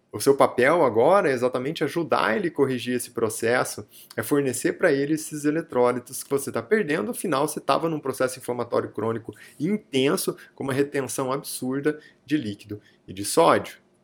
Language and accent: Portuguese; near Araraquara, interior of São Paulo, Brazil; Araraquara é muito próximo aqui é, da minha cidade natal, né, Araraquara, é o interior de São Paulo